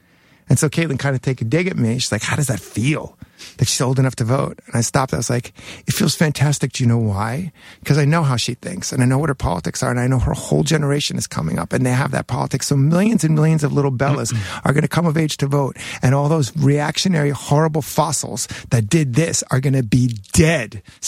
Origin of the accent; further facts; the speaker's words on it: Jackson Heights, New York, United States; For my first half of my high school, I went to Newtown High School, and that's where Billy Mercier, Syl Sylvain, and Johnny Thunders all went to school. Yeah, and all grew up in my neighborhood in Jackson Heights.